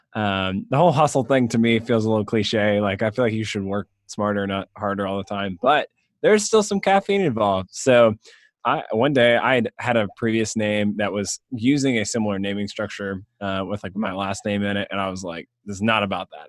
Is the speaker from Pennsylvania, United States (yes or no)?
no; Suwanee, Georgia, United States; I grew up in the Atlanta area, um, north of Atlanta